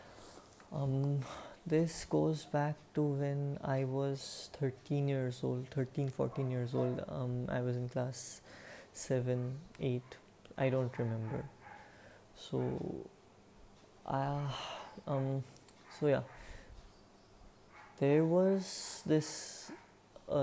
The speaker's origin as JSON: {"language": "English", "country": "India", "said": "I am 18 years old, and I am an Indian"}